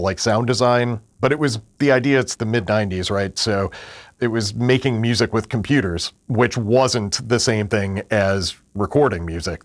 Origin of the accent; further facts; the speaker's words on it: Western New York State, United States; moved away; I grew up in a tiny little farming town in Western New York State about thirty miles east of Niagara Falls, forty-five miles north of Buffalo